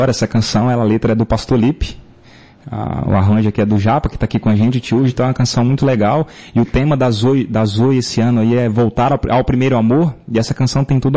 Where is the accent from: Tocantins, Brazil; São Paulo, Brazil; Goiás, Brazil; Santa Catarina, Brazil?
Tocantins, Brazil; now in Joinville, Brazil; eu sou do Tocantins, né, eu sou natural do Tocantins